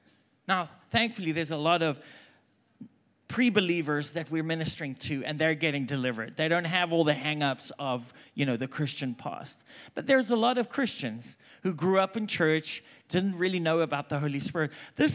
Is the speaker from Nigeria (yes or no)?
no; South Africa; moved away as an adult; also born or lived in England; now in United States; I'm South African, if you haven't picked up by now. I lived there for like 22 years. I've lived in England for 2 years. I've lived in America for 22 years. I don't even know what my accent is.